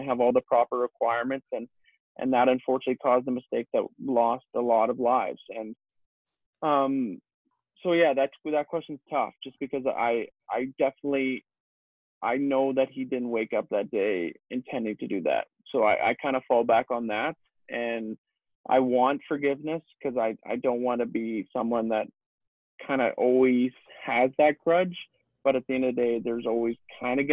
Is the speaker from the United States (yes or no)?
no; Leduc, Alberta, Canada; obviously I grew up in Leduc and my home's here